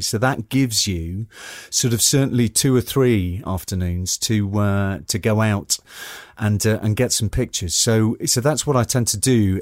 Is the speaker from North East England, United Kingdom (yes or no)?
yes; Newcastle upon Tyne, North East England, United Kingdom; accent: Geordie; moved away; I'm originally from the northeast. Uh, I'm from Newcastle upon Tyne. Um, I'm a, I, I am a Geordie.